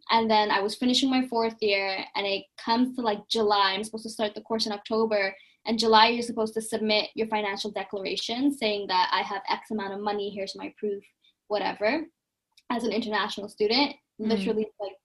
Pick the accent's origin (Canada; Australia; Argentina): Canada; Toronto, Ontario; moved away as an adult; now in Cambridge, United Kingdom; because I grew up in Toronto